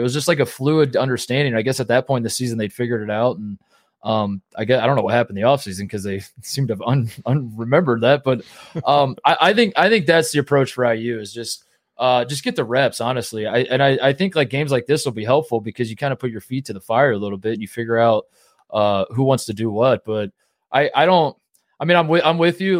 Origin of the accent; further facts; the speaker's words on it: Indiana, United States; moved away; also born or lived in Ohio; as a kid, you know, growing up in Indiana in a divided house